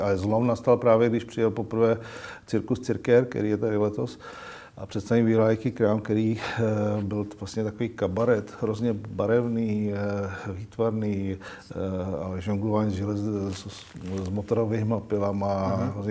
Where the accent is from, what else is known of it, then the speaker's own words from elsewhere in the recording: Czechia; jsme jak Češi